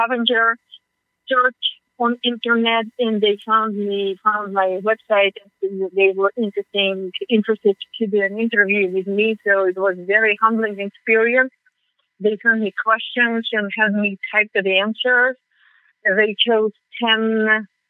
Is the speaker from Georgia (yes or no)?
yes; Georgia; first language Russian; English is a second language; moved away as an adult; now in United States; My native tongue is Russian. I speak also Georgian because I'm from the Republic of Georgia